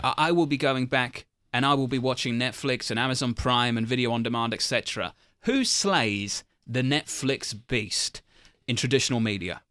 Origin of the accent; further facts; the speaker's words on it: United Kingdom; moved away; as a Brit